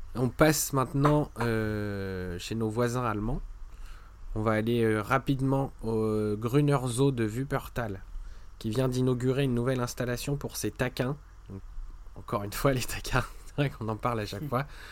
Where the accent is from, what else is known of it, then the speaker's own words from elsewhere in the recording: France; chez nous en France